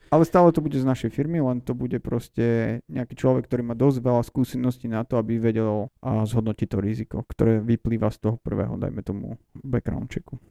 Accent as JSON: {"language": "Slovak", "country": "Slovakia", "moved": "as an adult", "lives_now": "Los Angeles, United States", "said": "som z nejakého Slovenska"}